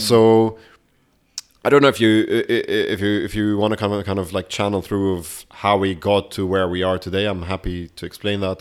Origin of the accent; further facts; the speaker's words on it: Beirut, Beirut Governorate, Lebanon; now in London, United Kingdom; I grew up in Beirut